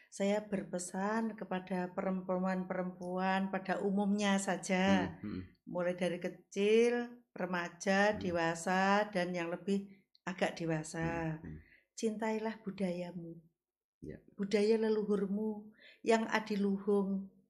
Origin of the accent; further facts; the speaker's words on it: Kediri, East Java, Indonesia; born there; now in Tulungagung, Indonesia; saya kelahiran Kediri